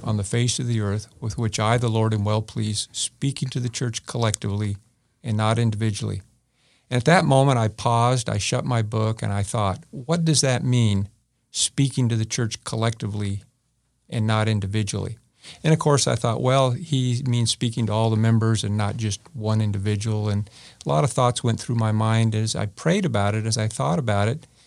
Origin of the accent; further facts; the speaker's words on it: California, United States; moved away as an adult; now in Independence, United States; I grew up in California.